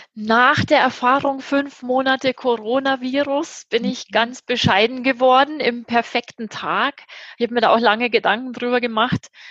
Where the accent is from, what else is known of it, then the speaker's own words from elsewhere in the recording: Germany; moved away; Ich bin Deutsche